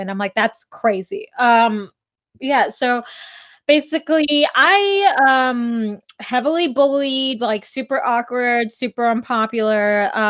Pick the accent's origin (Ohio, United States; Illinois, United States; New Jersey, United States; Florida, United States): Illinois, United States; northwest of Chicago; I was like in hour and a half northwest of Chicago.